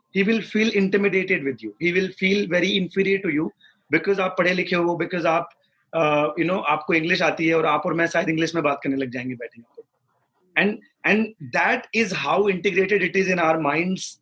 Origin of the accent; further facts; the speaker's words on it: Haryana, India; moved away; हरियाणा हम्म। के एक बहुत छोटे से गांव में बड़ा हुआ हूँ पचास साठ घर है मेरे गाँव में मैंने पूरी स्कूलिंग वहीं से करी है